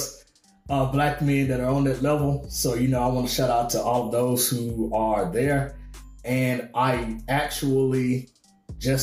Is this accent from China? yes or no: no; Arkansas, United States; I grew up in the South, grew up in Arkansas